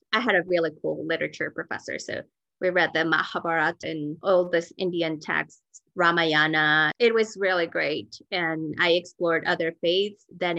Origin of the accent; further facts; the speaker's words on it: Mexico City, Mexico; also born or lived in Sonora, Mexico / Decatur, Georgia; now in Denver, United States; I grew up in Mexico City, but I was born in Northwest Mexico in the state of Sonora, which is the state that borders Arizona. My family is all from there, but I grew up in Coyoacán. It is a very old part of town